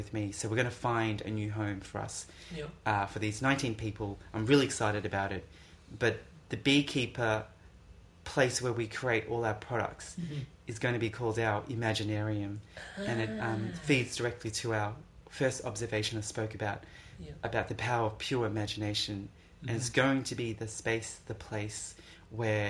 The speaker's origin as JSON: {"language": "English", "country": "Cambodia", "said": "I'm from Cambodia, so... I know the language, I know the system."}